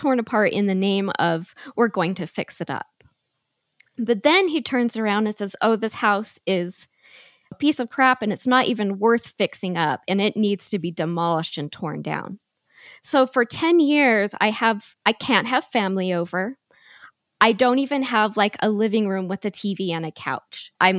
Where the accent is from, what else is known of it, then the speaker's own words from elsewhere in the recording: Utah, United States; also born or lived in Arizona; Yes, I'm originally from Utah and all my family is up here. And I lived with him in Arizona for 5 years.